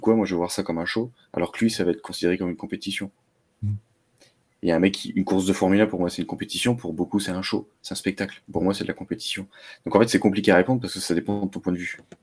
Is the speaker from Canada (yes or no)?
no; the North, Hauts-de-France, France; Après, je suis allé dans le Nord, bah, j'avais Rallye d'Ypres juste à côté parce que j'étais à, quelques kilomètres de la frontière